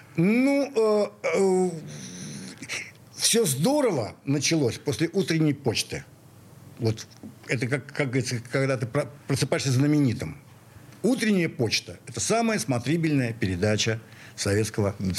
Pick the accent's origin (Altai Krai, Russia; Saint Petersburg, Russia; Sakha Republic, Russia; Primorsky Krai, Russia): Saint Petersburg, Russia; also born or lived in Moscow; я в такой питерец